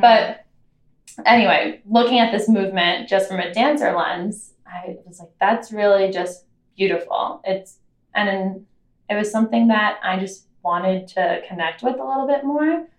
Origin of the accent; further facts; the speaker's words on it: New York, United States; I grew up in New York